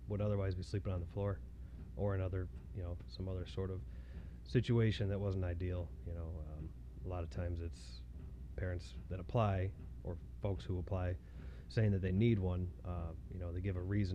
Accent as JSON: {"language": "English", "town": "Haslett", "region": "Michigan", "country": "United States", "tie": "born or raised there", "said": "I was born and raised around here. I grew up in Hazlet and pretty much lived here my whole life"}